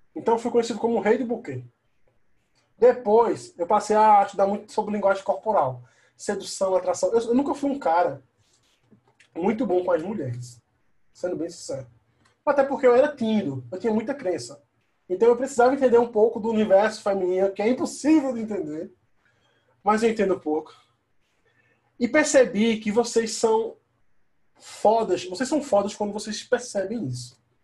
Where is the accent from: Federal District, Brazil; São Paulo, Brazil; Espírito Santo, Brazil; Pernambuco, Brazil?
Pernambuco, Brazil; Caruaru; eu sou do Caruaru, interior né, de, da capital do Recife, duas horas de viagem